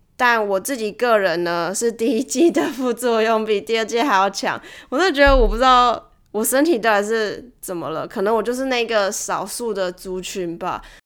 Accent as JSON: {"language": "Chinese", "country": "Taiwan", "tie": "born or raised there", "moved": "yes", "said": "以前在台湾的时候啦"}